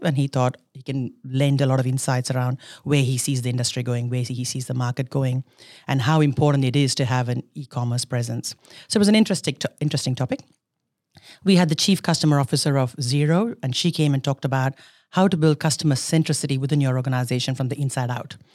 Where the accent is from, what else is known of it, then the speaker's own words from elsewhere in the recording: India; moved away as an adult; now in Australia; I was born in India. I did all my schooling and everything in India, and I came to Australia many years ago for university.